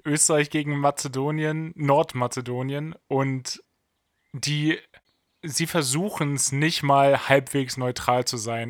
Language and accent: German; Germany; Wir als Deutsche